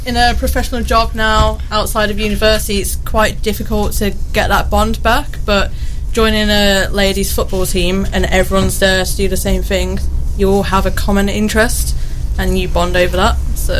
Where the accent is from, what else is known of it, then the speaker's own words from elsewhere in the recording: Birmingham, West Midlands, United Kingdom; moved away as an adult; now in Newark, United Kingdom; I've been here in Newark for about a month and a half now. I'm from Birmingham, big city. Lived in all big cities all the time.